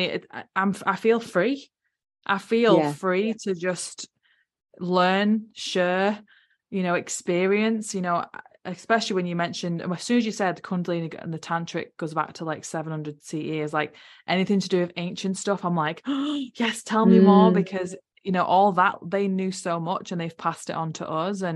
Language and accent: English; United Kingdom; moved away as an adult; now in New Zealand; I'm from UK, I'm not a Kiwi